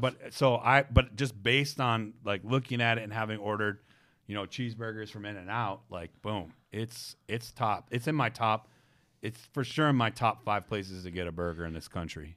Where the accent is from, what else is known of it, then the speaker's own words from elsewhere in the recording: Detroit, Michigan, United States; I grew up in Detroit